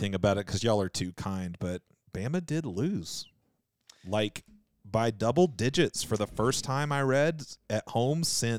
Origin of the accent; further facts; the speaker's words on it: Texas, United States; I was born in Texas